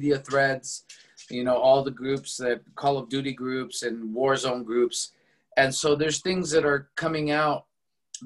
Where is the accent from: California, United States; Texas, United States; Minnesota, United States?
California, United States; Los Angeles; I was born and raised in Los Angeles, California